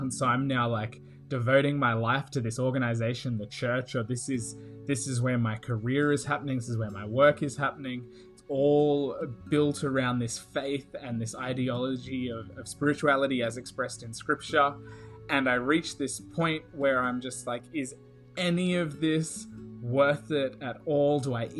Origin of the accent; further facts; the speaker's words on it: Australia; now in Riverside, United States; as you can hear from my accent and from my voice, I don't actually come from America at all. I have just moved here, actually, from Queensland, Australia